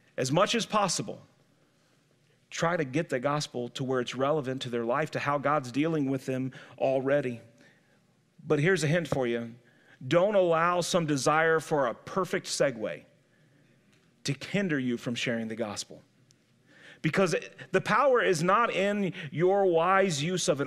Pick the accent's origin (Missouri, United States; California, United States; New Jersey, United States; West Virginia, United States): Missouri, United States; St. Louis; I grew up in Saint Louis, but I had great-grandparents who lived in the sticks in Alabama.